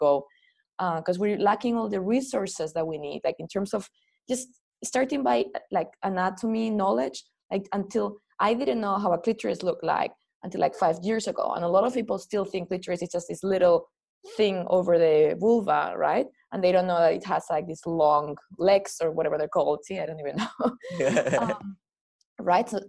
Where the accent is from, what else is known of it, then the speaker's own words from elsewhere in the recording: Spain; growing up in Spain, which is a very Catholic country